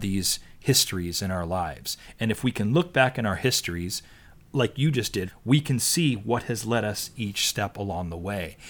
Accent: East Coast, United States; I grew up on the East Coast

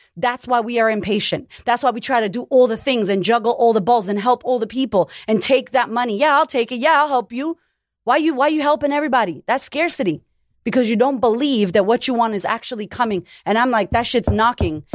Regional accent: United States; now in Australia; I'm American, but I live in Australia

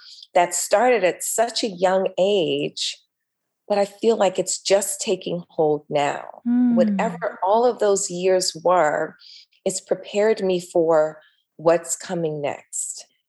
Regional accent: Los Angeles, California, United States; I grew up here in LA.

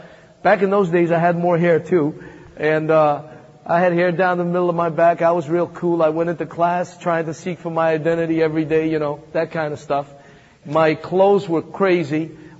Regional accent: Manhattan, New York, United States; also born or lived in Thessaloniki, Greece; I came from Macedonia, Thessaloniki. You may have read the first and second book of Thessalonians. That's my hometown. That's where I was born. And then I came here when I was about 8 and grew up in the streets of Manhattan.

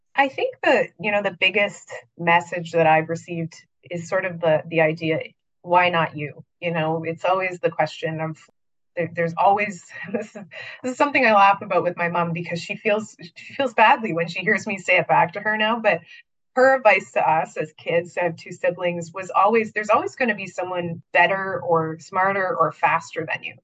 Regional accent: Niagara region, Ontario, Canada; I'm actually from the Niagara region

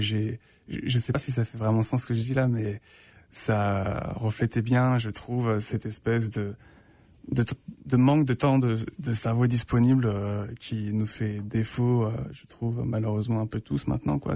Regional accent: France; moved away as an adult; now in Winnipeg, Canada; je suis français

